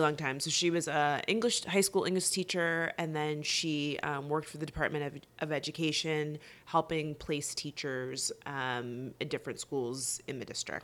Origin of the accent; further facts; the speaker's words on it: West Palm Beach, Florida, United States; I'm originally from South Florida, West Palm Beach